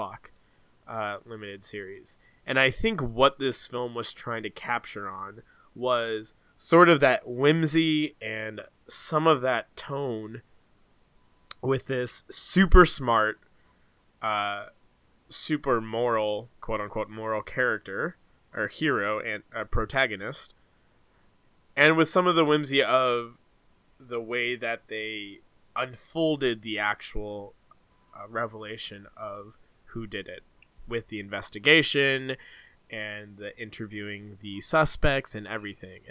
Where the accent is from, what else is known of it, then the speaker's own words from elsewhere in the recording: Canada; I am Canadian